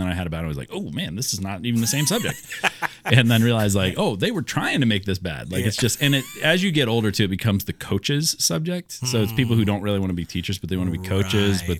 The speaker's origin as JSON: {"language": "English", "region": "Iowa", "country": "United States", "tie": "born or raised there", "also_born_or_lived": "Pittsburgh / Philadelphia", "said": "I was born in Pittsburgh and grew up all over the place. So lived in Pittsburgh for a few years, then moved to outside of Philly. Yeah. But I was like, so I was three or four. And then moved again when I was 8 to Iowa."}